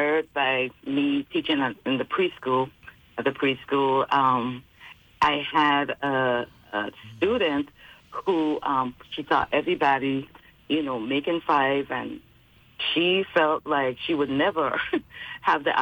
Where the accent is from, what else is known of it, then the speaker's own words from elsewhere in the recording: Charlotte Amalie, U.S. Virgin Islands; moved away as an adult; now in Fayetteville, United States; growing up in the Virgin Islands